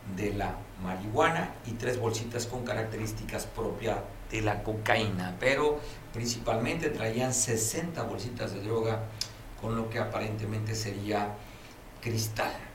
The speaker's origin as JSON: {"language": "Spanish", "area": "Costa Grande", "region": "Guerrero", "country": "Mexico", "tie": "born or raised there", "said": "los que somos originarios de la Costa Grande"}